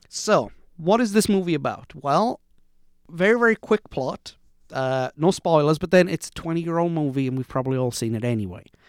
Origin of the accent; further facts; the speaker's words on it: United Kingdom; I grew up in Britain